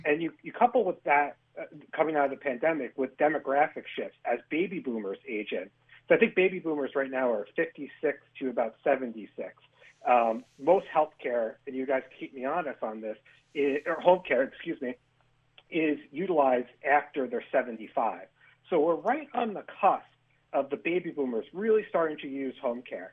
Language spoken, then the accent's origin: English; Hudson Valley, New York, United States; I'm originally from the Hudson Valley